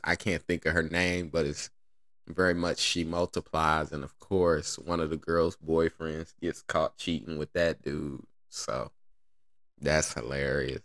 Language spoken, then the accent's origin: English; Indiana, United States; God bless Indiana, I'm from there